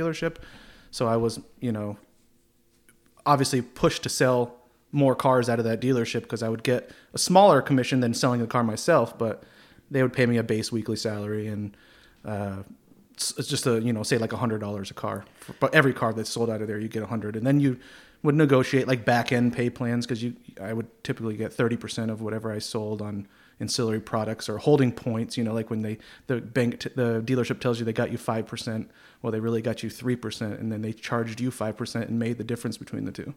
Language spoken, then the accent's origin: English; Plattsburgh, New York, United States; also born or lived in Orlando, Florida; born and raised in Plattsburgh here